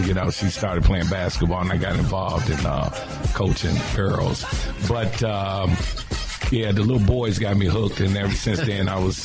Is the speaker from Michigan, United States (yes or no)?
yes; Detroit, Michigan, United States; now in Chicago, United States; I'm from Detroit